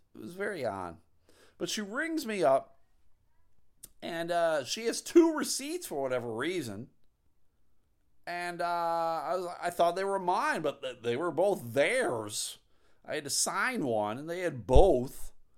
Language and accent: English; Buffalo, New York, United States; now in Michigan, United States; I live in Michigan. Uh, I grew up in Buffalo